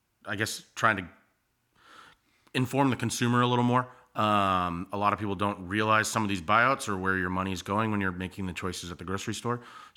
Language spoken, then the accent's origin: English; Hampton, New Hampshire, United States; moved away as an adult; also born or lived in Clemson; now in Charleston, United States; So I grew up in New Hampshire, actually. New Hampshire has 18 beautiful miles of coastline. And my town was right on that, about 40 minutes north of Boston, Hampton Beach.